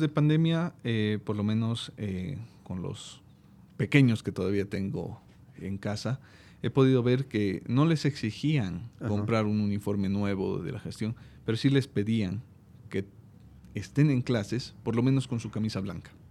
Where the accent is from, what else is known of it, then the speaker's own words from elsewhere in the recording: Bolivia; en mi país